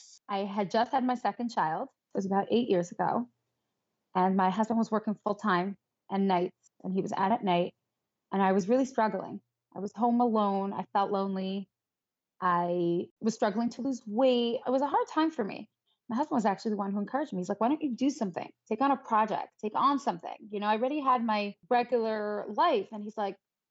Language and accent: English; New York City, New York, United States; I grew up in Crown Heights. My husband's from Crown Heights. So we're both born and bred